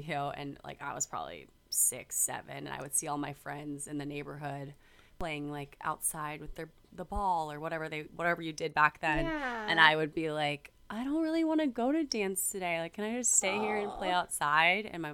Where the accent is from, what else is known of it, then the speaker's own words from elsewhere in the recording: Virginia Beach, Virginia, United States; moved away as an adult; I was born and raised in Virginia Beach, Virginia